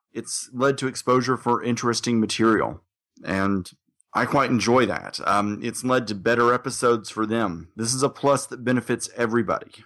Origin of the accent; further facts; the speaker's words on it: Little Rock, Arkansas, United States; my hometown